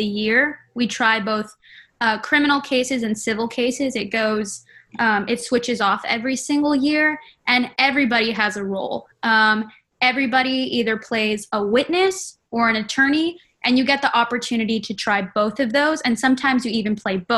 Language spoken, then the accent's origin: English; Edinburg, Texas, United States; moved away as an adult; now in Waco, United States; I'm from Edinburgh, Texas.